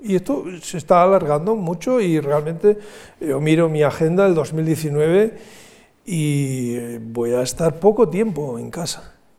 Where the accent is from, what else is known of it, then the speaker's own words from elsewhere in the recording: San Sebastián, Basque Country, Spain; en mi ciudad natal